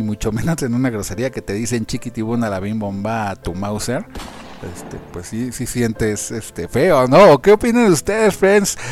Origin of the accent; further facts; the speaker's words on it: Mexico; los, los mexicanos